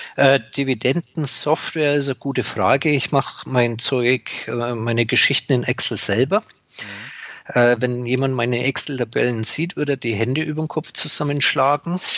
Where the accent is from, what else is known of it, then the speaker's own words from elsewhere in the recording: Upper Franconia, Bavaria, Germany; Ich bin gebürtiger Oberfranke.